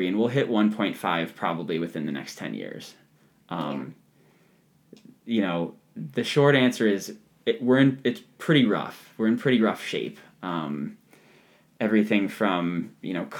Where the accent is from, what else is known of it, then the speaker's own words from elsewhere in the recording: Ohio, United States; There's a patch of woods in my backyard where I grew up in Ohio